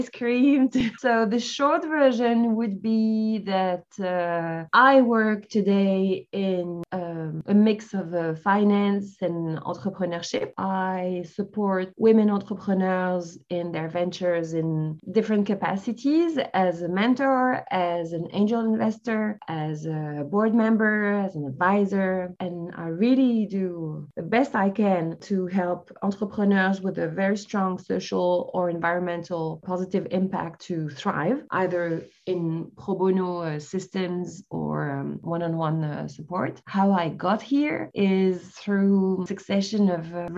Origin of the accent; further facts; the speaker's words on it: France; also born or lived in Algeria; I was born in Algeria, in North Africa, and raised in France.